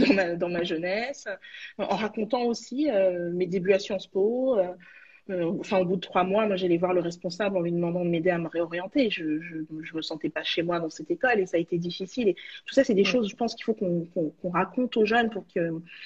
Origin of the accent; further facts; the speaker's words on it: Saint-Ouen, Île-de-France, France; also born or lived in Villetaneuse / Val-de-Marne; j'ai grandi à Villetaneuse et puis à Saint-Ouen